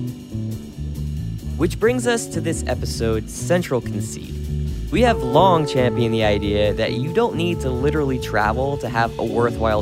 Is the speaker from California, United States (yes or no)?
no; Jersey Shore, New Jersey, United States; moved away; I am from the Jersey Shore